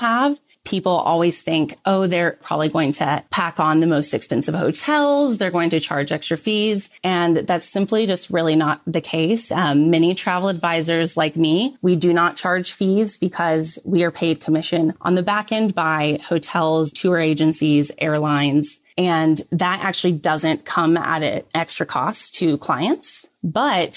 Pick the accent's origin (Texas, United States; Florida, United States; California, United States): Texas, United States; Texas, which is my home state.